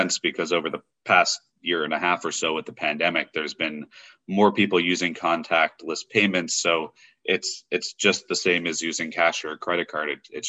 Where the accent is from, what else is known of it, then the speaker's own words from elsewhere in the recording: Massachusetts, United States; now in Washington, DC, United States; because I grew up in Massachusetts, my cell phone has a 508 area code.